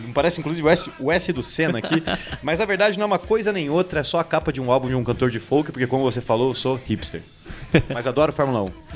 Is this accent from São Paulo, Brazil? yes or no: no; Curitiba, Paraná, Brazil; Sou nascido e criado aqui em Curitiba e brinco, inclusive, que eu não tenho sotaque.